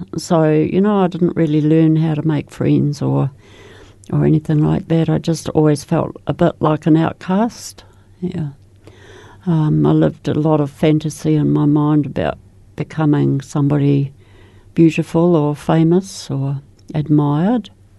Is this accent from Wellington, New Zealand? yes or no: no; Christchurch, Canterbury, New Zealand; born there; I was born in Christchurch, the oldest of six children.